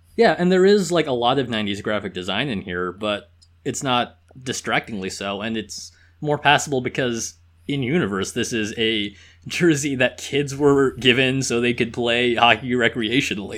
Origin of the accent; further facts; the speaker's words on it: Southern California, United States; I grew up in Southern California